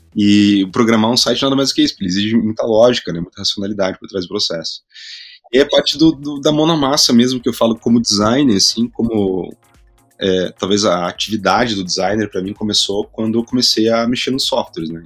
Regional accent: Curitiba, Paraná, Brazil; also born or lived in Spain; sou de Curitiba, vou contextualizar um pouco, né? Nasci na, na, na periferia de Curitiba

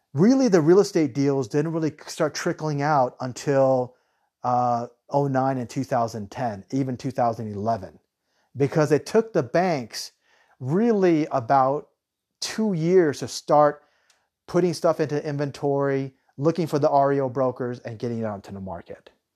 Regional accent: United States; I'm American.

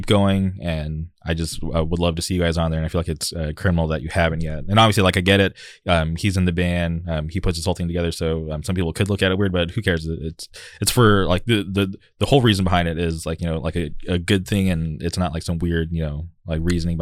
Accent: Southern California, United States; growing up in the Southern California scene and going to shows in like Orange County, Inland Empire, L.A., that was just the norm for me

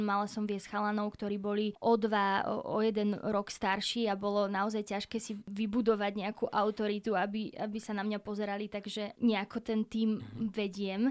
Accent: Slovakia; tá ma doteraz volá, že slovenská dcéra

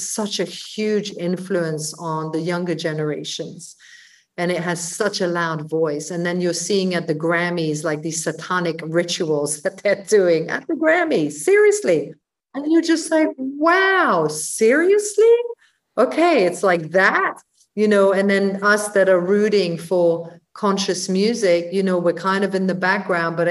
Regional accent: London, United Kingdom; also born or lived in Brussels; I moved to London from Brussels when I was 11

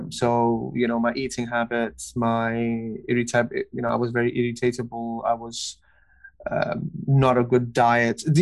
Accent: Kuwait; also born or lived in Pakistan; now in London, United Kingdom; I'm originally from Pakistan. Uh, I grew up in Kuwait. Uh, now I'm living in London.

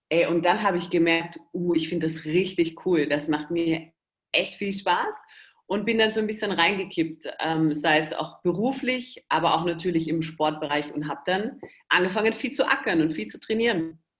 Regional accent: Austria; Ich bin ja Österreicher. Äh, Versuche mich aber immer sehr eurer deutschen, schönen Sprache ähm, anzupassen.

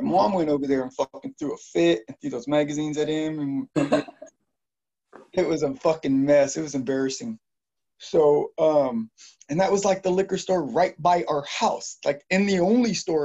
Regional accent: Modesto, California, United States; I grew up a little bit on East Modesto, and in the Highway Village.

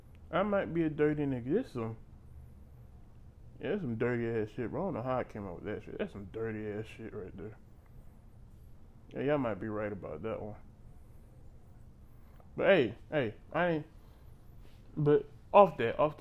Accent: Panama City, Florida, United States; I'm from Florida, I'm from Panama City

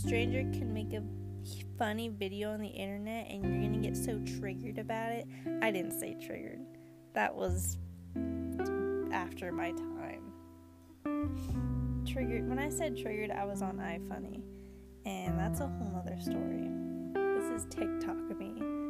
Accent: Queens, New York, United States; Dominican, Cuban, my dad is from PR, and Cuba, that means I am Chile, Dominican Rican, but I always say I'm from Queens.

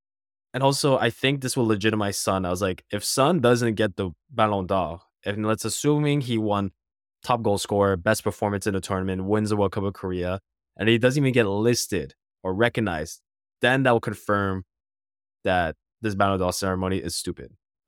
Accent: Canada; I don't have to because I'm Canadian.

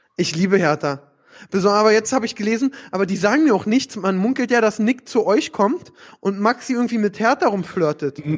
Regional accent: Berlin, Germany; Als Berliner

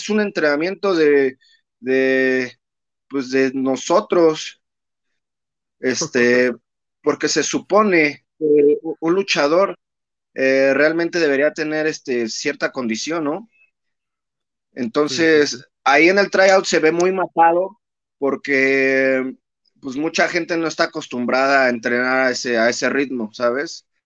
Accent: Naucalpan, State of Mexico, Mexico; pues yo vengo de, soy hecho en Naucalpan, carnal. Yo ahí este, aprendí mis maromas eh, con el profesor Bombiro Infernal y este, pues yo soy naucalpense 100%.

